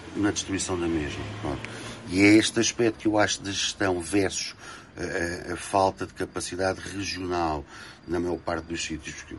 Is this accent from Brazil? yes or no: no; Faro, Algarve, Portugal; also born or lived in Lisbon; eu morei muitos anos em Lisboa, sou de Faro, voltei para Faro, moro em Faro